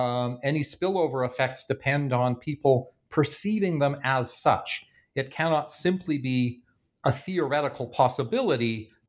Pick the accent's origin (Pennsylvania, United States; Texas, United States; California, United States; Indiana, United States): Indiana, United States; Bloomington; There was an interesting case in my hometown of Bloomington, Indiana, over the past month